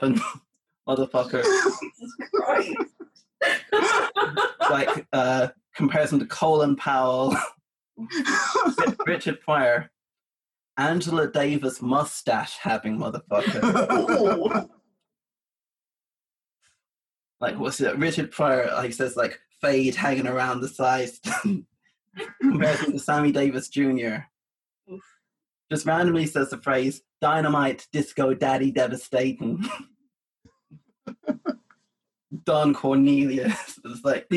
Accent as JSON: {"language": "English", "region": "England", "country": "United Kingdom", "said": "speaking as an English guy"}